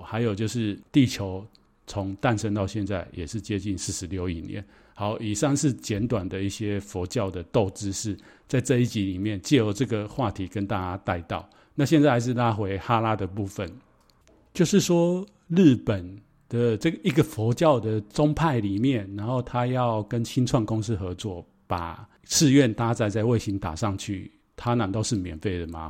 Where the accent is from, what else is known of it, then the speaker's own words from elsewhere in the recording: Taiwan; ，我非常的 exciting。